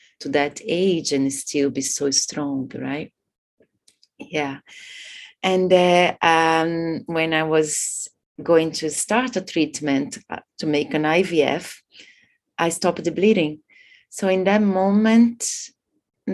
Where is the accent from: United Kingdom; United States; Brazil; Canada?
Brazil; moved away as an adult; also born or lived in India / Bali, Indonesia / Thailand; I come from Brazil. I've been living in Asia for the last 20 years, in between India, Bali